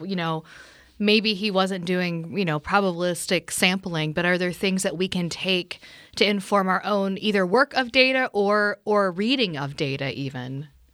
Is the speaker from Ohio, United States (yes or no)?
yes; Portsmouth, Ohio, United States; I grew up near Portsmouth, Ohio, which has a Carnegie Library